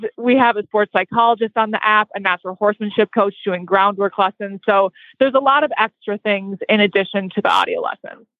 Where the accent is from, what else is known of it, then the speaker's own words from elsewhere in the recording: Minnesota, United States; moved away; also born or lived in Ocala, Florida; we grew up in Minnesota riding horses, but from a non equestrian family